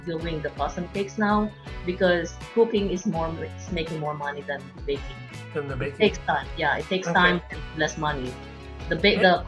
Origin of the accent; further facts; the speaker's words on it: Manila, Metro Manila, Philippines; moved away as an adult; also born or lived in Idaho; now in Texas, United States; I was born and grew up in Manila, and I moved to U.S. 2005 and ended up here in Texas.